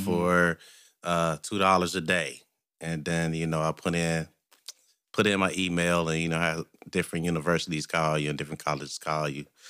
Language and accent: English; Cincinnati, Ohio, United States; I was born and raised in Cincinnati.